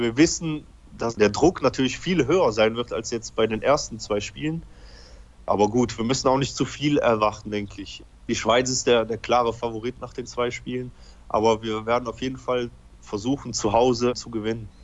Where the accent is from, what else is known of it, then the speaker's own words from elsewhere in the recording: Belgium; also born or lived in Poland; Ich bin in Polen geboren. Ich war ungefähr dreieinhalb Jahre alt, als ich nach Belgien gekommen bin.